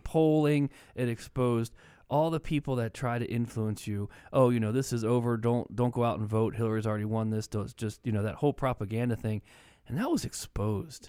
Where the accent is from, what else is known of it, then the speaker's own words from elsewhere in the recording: Maryland, United States; moved away; I grew up in Maryland, and we lived, you know, twenty, twenty-five minutes from the White House.